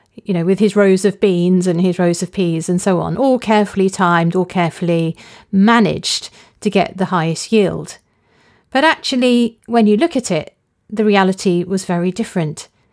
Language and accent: English; near Epping Forest, on the edge of London, East of England, United Kingdom; I grew up near Epping Forest. It's a large, publicly owned forest on the edge of London.